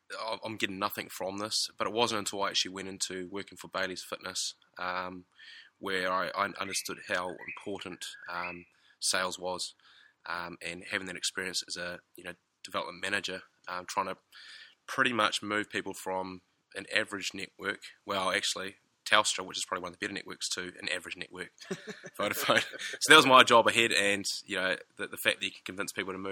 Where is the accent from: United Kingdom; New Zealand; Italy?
New Zealand; moved away as an adult; now in Australia; from New Zealand, so I do apologise for my accent